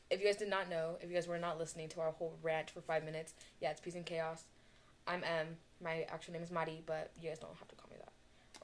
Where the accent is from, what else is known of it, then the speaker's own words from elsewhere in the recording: Querétaro, Mexico; And I'm like, girl, I'm from Mexico City, but not really. I'm from Querétaro.